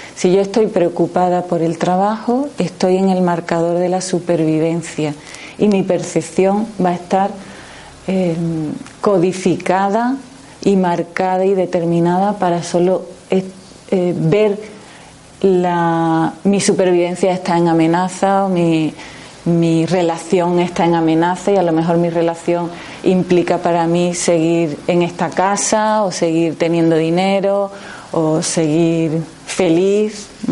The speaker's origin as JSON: {"language": "Spanish", "town": "Jerez de la Frontera", "region": "Andalusia", "country": "Spain", "said": "yo vengo de Jerez"}